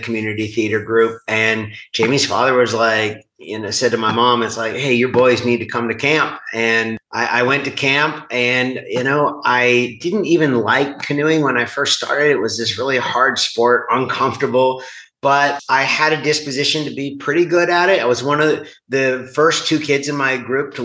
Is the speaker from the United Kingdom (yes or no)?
no; United States